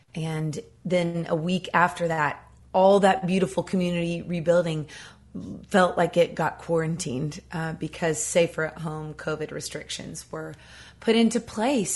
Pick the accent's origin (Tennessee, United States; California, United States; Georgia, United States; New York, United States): Tennessee, United States; Nashville; I grew up here in Nashville Tennessee